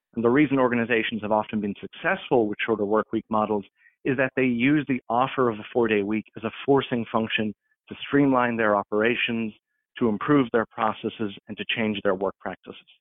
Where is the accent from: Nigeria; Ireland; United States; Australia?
Ireland; moved away as an adult; now in Toronto, Canada; I'm originally from Ireland